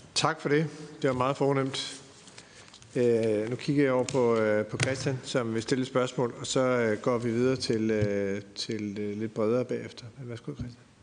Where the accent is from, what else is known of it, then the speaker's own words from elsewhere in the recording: Tølløse, Zealand, Denmark; Jeg er vokset op i Tølløse